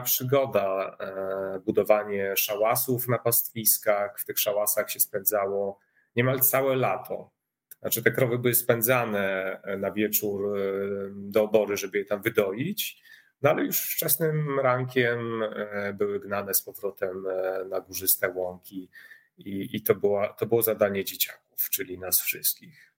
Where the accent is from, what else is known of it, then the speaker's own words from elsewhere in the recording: village near Rabka-Zdrój, Sucha Beskidzka county, Lesser Poland, Poland; also born or lived in Warsaw; now in village between the Bug and Narew, Poland; urodziłem się na wsi e, pod e, Rabką Zdrój, e, powiat Sucha Beskidzka. To jest taki styk Podhala, a Beskidu Żywieckiego.